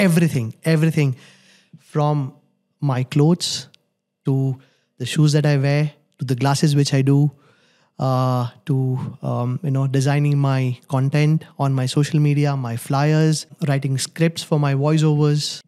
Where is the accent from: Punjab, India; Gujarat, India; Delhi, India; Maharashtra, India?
Gujarat, India; moved away as an adult; also born or lived in Mumbai, India; now in Dubai, United Arab Emirates; I am born in Gujarat. I've done my schooling in Gujarat.